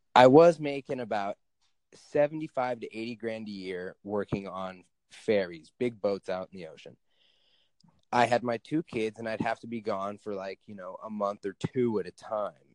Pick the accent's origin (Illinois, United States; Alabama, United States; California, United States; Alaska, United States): Alaska, United States; I live in Alaska. I grew up in Alaska.